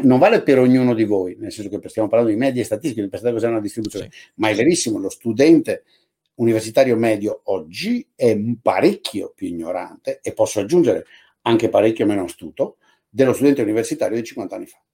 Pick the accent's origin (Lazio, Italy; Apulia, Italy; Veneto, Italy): Veneto, Italy; Padua; sono uno che ha quasi 65 anni nacqui nel Veneto, a, nella periferia di Padova